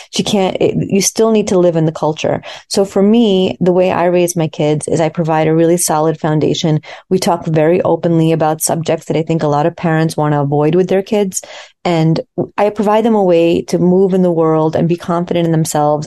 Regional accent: United States; also born or lived in Soviet Union; I um, came to America as a small child

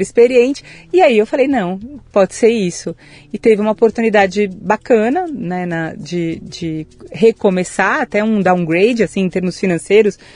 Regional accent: São Paulo, Brazil; Nasci em São Paulo, capital, mas Opa. de família caipira

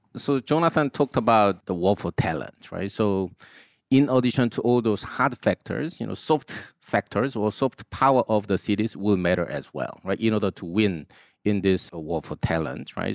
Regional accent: South Korea; I grew up in Korea

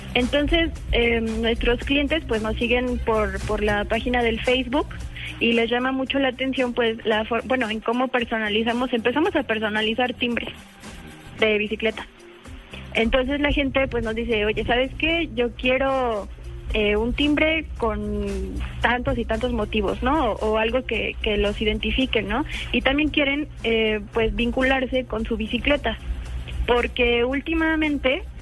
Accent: Mexico City, Mexico; yo soy de México, Distrito Federal

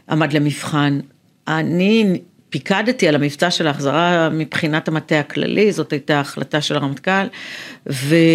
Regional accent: Afula, Northern District, Israel; also born or lived in Ramla; now in Tel Aviv, Israel; אני גרה בתל אביב, נולדתי ברמלה, גדלתי

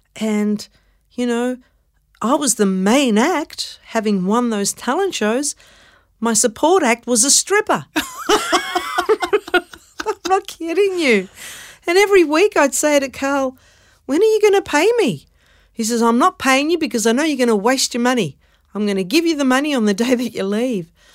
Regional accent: Melbourne, Victoria, Australia; also born or lived in Carlton, Melbourne; We grew up in Brunswick, but I was born in Carlton.

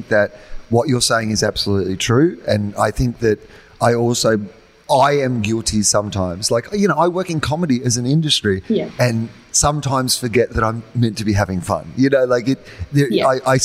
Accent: Australia; as an Australian

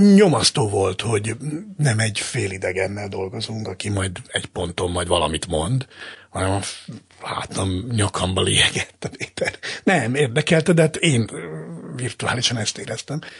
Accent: Zala, Hungary; Én egy zalai cigány családban nőttem fel

